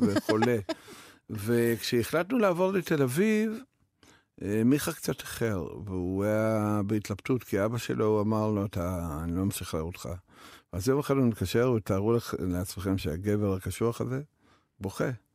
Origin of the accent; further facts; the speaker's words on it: Belarus; Hebrew is a second language; also born or lived in Kiryat (Krayot), Israel; now in Israel; שברוסיה לבנה, שם גדלתי